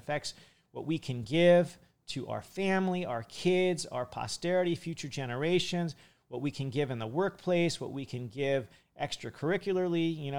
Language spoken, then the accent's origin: English; Hawaii, United States; And I'm from Hawaii. That's where I spend most of my time.